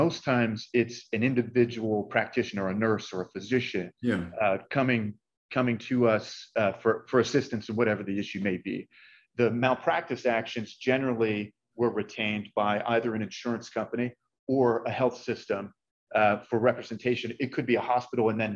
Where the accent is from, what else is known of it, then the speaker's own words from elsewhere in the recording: Masontown, Pennsylvania, United States; I'm actually from south of Pittsburgh, rural greater Pittsburgh area